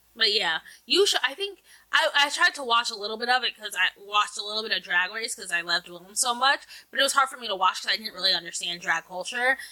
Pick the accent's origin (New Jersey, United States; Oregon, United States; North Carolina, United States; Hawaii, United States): New Jersey, United States; From New Jersey